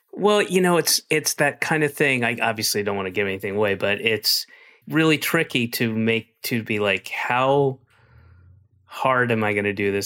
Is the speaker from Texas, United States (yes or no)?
no; Georgia, United States; moved away; I'm from Georgia. My family, uh, with the exception of one sister, everybody else is still in Georgia